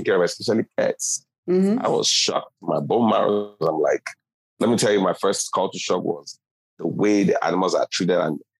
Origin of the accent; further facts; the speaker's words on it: Lagos, Nigeria; moved away as an adult; now in United States; I was born and raised in Lagos, Nigeria.